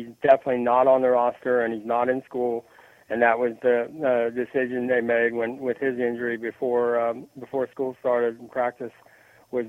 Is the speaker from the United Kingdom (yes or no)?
no; the South, United States; I am from the South